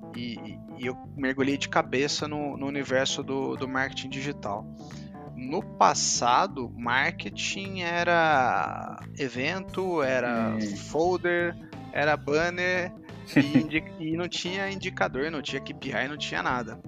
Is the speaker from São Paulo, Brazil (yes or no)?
yes; Campinas, São Paulo, Brazil; eu sou de Campinas